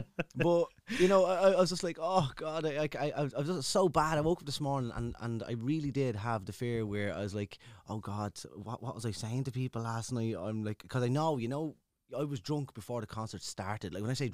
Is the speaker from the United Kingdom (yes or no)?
no; Dublin, Leinster, Ireland; So I'm originally from Ballymun, the four-story flats in Shangan.